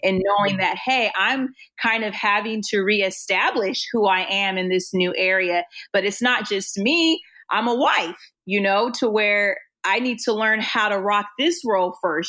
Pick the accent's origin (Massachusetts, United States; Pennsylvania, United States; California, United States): California, United States; Oceanside; I grew up in Oceanside